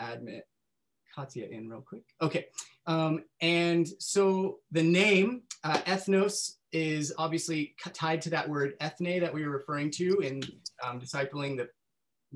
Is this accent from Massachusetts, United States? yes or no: no; Northern California, United States; I grew up in Northern California